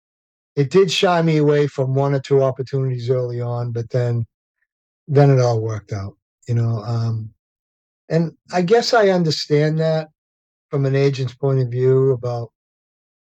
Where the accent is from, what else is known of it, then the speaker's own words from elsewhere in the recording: Revere, Massachusetts, United States; I grew up in Revere, Massachusetts